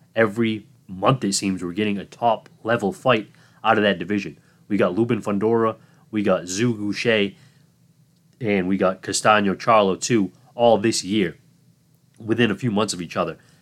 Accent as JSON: {"language": "English", "region": "Massachusetts", "country": "United States", "tie": "born or raised there", "said": "Massachusetts, my home state"}